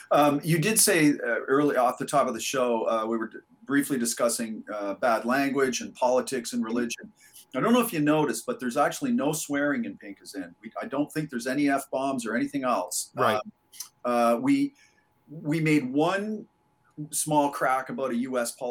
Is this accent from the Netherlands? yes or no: no; England, United Kingdom; born there; also born or lived in Canada / United States; I was born in England. Obviously, I've lived in Canada and the U.S. most of my life